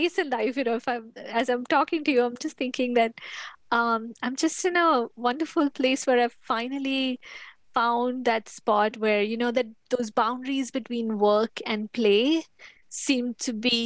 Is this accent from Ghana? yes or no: no; India; moved away as an adult; also born or lived in United States; now in Atlanta, United States; I was born and raised in India. That's where I lived for the first 20 something years of my life.